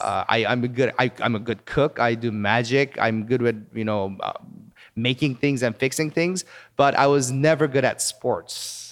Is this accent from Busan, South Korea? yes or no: no; Seoul, South Korea; moved away as an adult; also born or lived in Palos Verdes, California, United States / Madison, Wisconsin, United States / Virginia, United States; now in Los Angeles, United States; when I was three years old, our family moved to Seoul, South Korea, and I actually grew up in Korea.